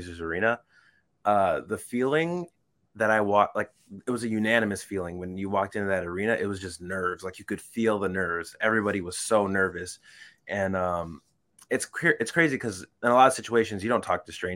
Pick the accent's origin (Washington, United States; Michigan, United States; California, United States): Michigan, United States; we're both from Michigan